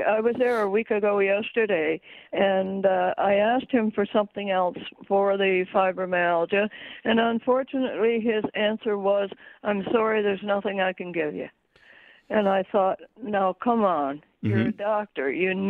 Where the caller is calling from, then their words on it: Frankfort, United States; I'm calling from Trenton area, actually.